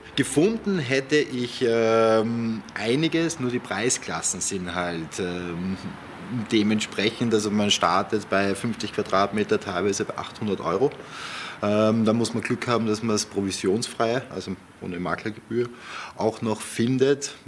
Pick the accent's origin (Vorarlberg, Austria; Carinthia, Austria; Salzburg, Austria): Vorarlberg, Austria; ich komme aus dem Bundesland, ähm, aus Vorarlberg, wo quasi das als, als Nationsmotto ist, Schaffer, Schaffer, Hüslebauer